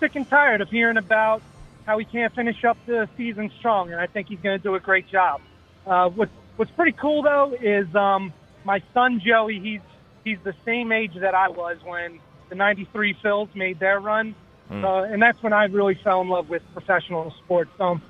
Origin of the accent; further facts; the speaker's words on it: Doylestown, Pennsylvania, United States; now in Memphis, United States; I'm originally from Doylestown, but I live in Tennessee now.